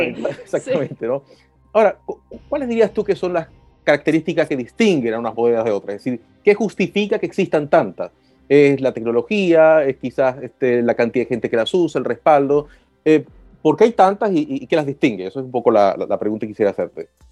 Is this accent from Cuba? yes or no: no; Venezuela; moved away; yo vengo de Venezuela